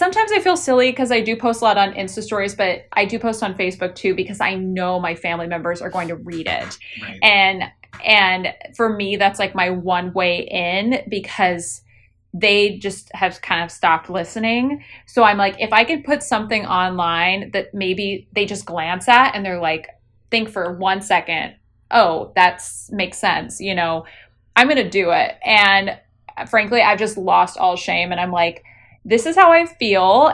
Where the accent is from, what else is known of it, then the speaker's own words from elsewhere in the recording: Indiana, United States; I grew up in Indiana